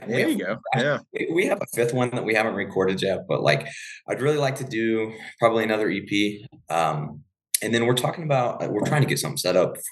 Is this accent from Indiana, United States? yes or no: no; about 30 minutes outside of Cincinnati, Ohio, United States; now in Denver, United States; I'm not from Colorado originally, I'm from Ohio, about 30 minutes outside of Cincinnati